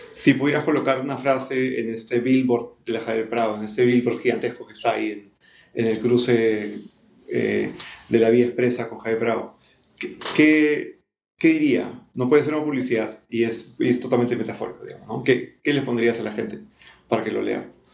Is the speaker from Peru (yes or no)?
yes; Peru; como peruanos, específicamente como peruanos